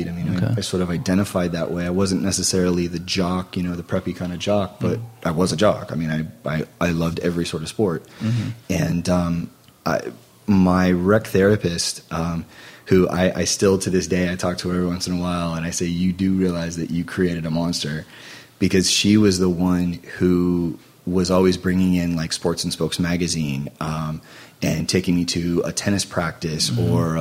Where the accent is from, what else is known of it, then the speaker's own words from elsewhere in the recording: near Mary Free Bed hospital, Michigan, United States; close to my hometown